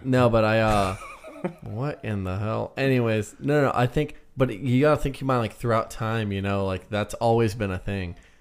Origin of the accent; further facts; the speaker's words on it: United States; I'm American